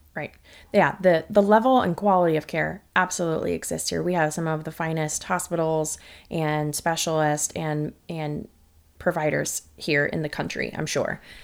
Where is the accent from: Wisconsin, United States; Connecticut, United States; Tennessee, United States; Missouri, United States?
Missouri, United States; St. Louis; also born or lived in Texas; now in Katy, United States; I grew up in Saint Louis, Missouri, which is about as Midwest as it gets